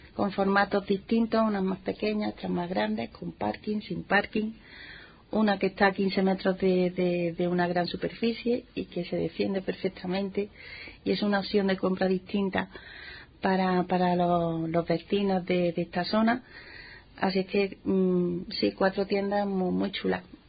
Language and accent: Spanish; Montilla, Andalusia, Spain; Montilla, Montilla es mi pueblo. bueno, pues allí nací, allí crecí